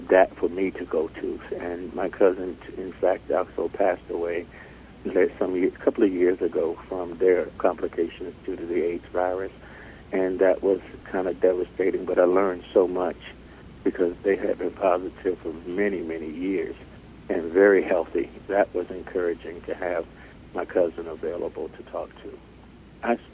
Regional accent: Alexandria, Virginia, United States; I was born and raised here in Northern Virginia in the city of Alexandria.

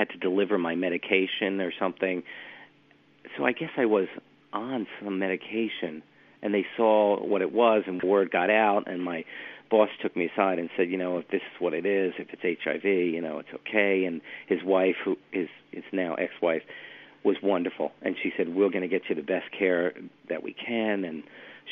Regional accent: Westhampton, New York, United States; moved away; I grew up in West Hampton. My parents live in West Hampton, yeah. That's where I grew up.

